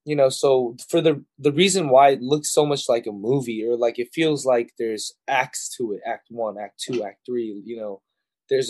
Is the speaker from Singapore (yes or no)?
no; Los Angeles, California, United States; also born or lived in South Pasadena; I'm from East